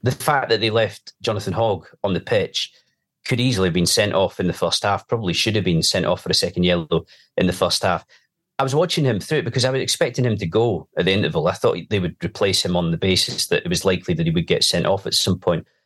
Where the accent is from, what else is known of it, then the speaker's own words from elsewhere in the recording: Edinburgh, Scotland, United Kingdom; moved away; I grew up in Edinburgh